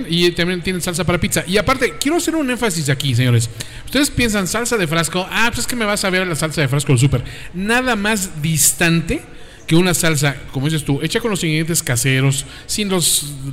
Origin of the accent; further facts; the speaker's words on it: northern Italy, Italy; Spanish is a second language; yo soy, obviamente, italiano más como del norte, ¿no?